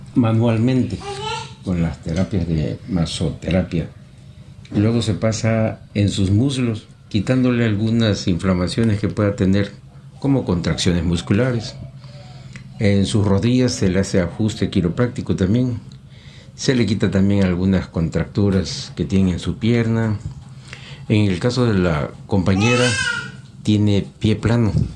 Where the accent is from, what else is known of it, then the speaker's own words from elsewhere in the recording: Mexico; soy mexicano